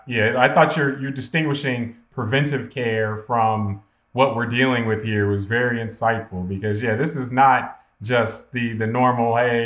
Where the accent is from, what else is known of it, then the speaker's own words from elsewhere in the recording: Ohio, United States; now in South Florida, United States; when I grew up in Ohio